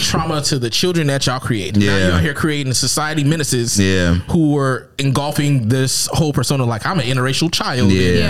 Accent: Minnesota, United States; if I grew up in Minnesota, my nigga, there's only two black people here. Me and my sister.

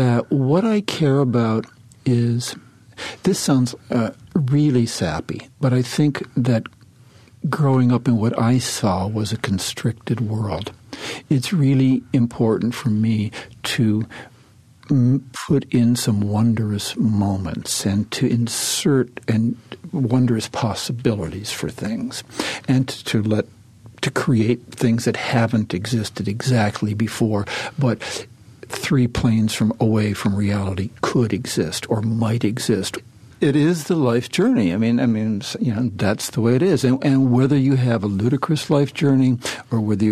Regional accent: Cleveland, Ohio, United States; I was raised in Cleveland

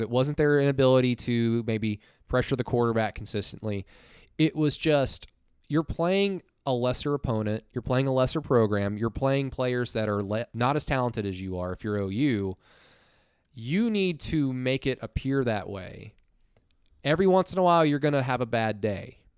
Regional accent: Norman, Oklahoma, United States; growing up in Norman

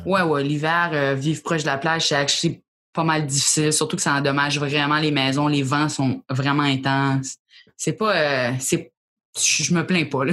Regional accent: New Brunswick, Canada; also born or lived in Acadian Peninsula; je viens d'une partie du Nouveau-Brunswick, c'est pas tout l'océan.

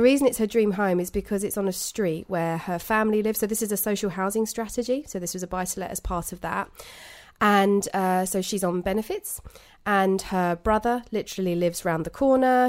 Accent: United Kingdom; We're British

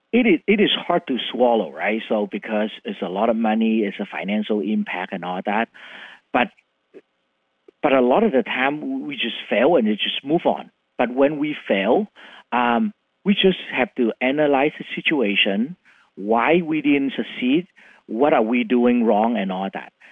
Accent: Vietnam; English is a second language; moved away as an adult; also born or lived in Philippines / Canada; now in Seattle, United States; born in Vietnam

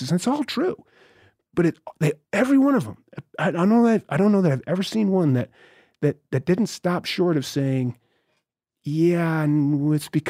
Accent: Northeast, United States; remember I'm from the Northeast.

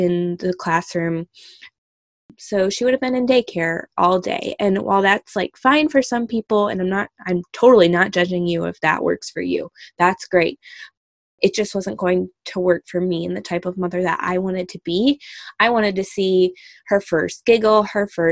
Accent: Michigan, United States; moved away; I am originally from Michigan, Michigander at heart

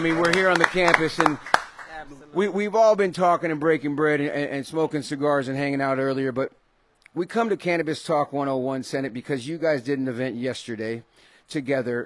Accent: San Jose, California, United States; I'm from the Bay, born and raised in San Jose.

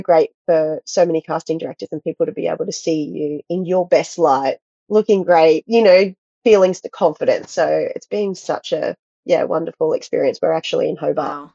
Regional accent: Australia; also born or lived in Gold Coast, Queensland / United States; I grew up in a really small town in Australia and just trained at a local dance school. And then I moved to the Gold Coast in my early teenage years

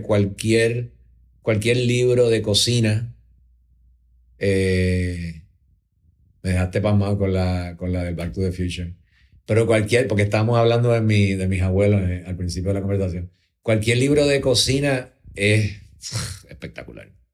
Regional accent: Puerto Rico; somos, todos los puertorriqueños

